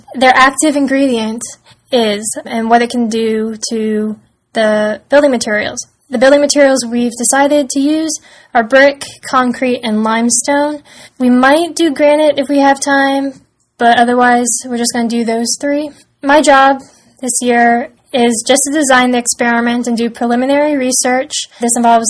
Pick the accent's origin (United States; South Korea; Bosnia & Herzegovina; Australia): United States; Fairfax, Virginia; I'm from Fairfax, Virginia